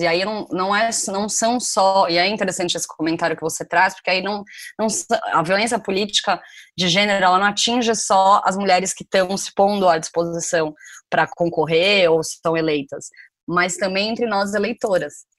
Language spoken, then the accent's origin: Portuguese; Brazil; como brasileiros a gente não se considera latino